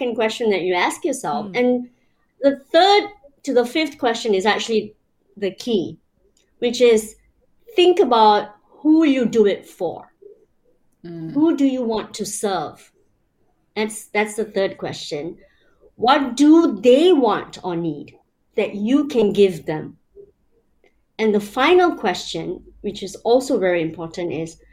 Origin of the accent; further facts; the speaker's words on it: Malaysia; moved away; I grew up in Malaysia, you know, I've lived around the world